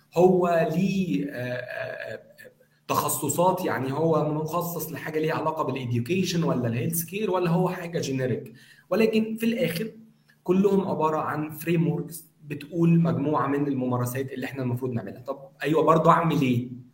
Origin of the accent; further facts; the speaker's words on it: Egypt; عندنا في مصر